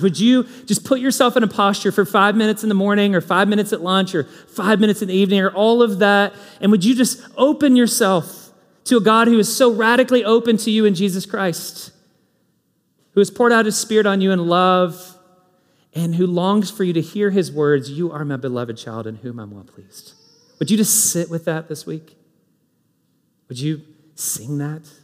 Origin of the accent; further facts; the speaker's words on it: Kentucky, United States; now in Indianapolis, United States; I'm from Kentucky. These are my people